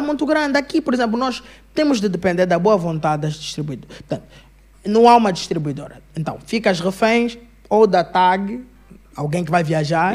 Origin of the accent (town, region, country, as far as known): Angola